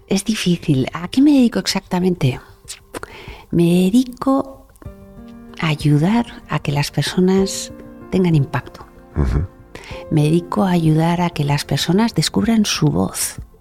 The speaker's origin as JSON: {"language": "Spanish", "town": "Bilbao", "region": "Basque Country", "country": "Spain", "tie": "born or raised there", "also_born_or_lived": "Madrid", "moved": "as an adult", "said": "nací en Bilbao y soy la hermana pequeña, con lo cual estaba deseando salir de Bilbao y cuando me llegó mi turno elegí Madrid"}